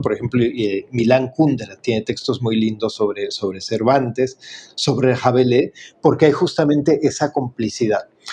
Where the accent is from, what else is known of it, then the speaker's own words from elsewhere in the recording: Mexico; como decimos en México